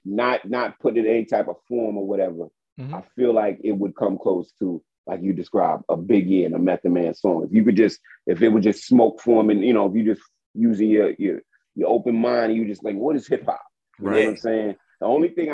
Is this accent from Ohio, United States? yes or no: no; New York City, New York, United States; I'm Brooklyn. I'm Brooklyn's own. If anybody don't know, I'm from Brooklyn. Born.